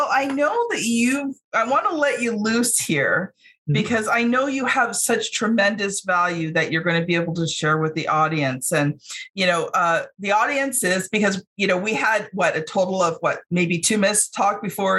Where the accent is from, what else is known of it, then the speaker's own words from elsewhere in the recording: Ontario, Canada; we're both from Ontario, right?